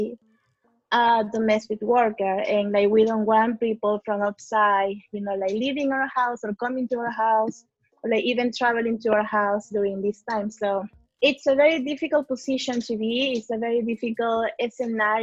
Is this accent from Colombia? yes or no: no; Peru; now in Toronto, Canada; I'm from Peru